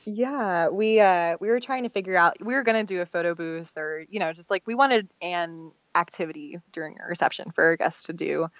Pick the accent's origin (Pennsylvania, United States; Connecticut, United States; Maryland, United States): Pennsylvania, United States; Philadelphia; moved away as an adult; now in Austin, United States; I'm from Philadelphia, um, and I moved to Austin almost five years ago now.